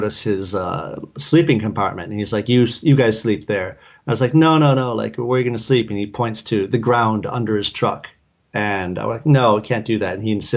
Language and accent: English; Detroit, Michigan, United States; moved away; it's Detroit.